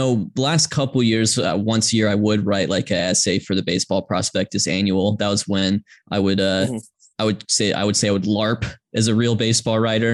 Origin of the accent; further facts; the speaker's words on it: Georgia, United States; I grew up in Georgia, as did my parents who grew up in Atlanta, and I was born in the mid 90s in the middle of a dynasty